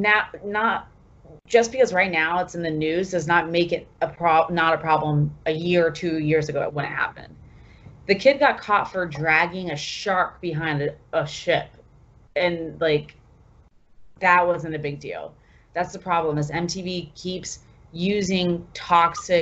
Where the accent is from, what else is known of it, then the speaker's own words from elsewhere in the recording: Sarasota, Florida, United States; I'm from Sarasota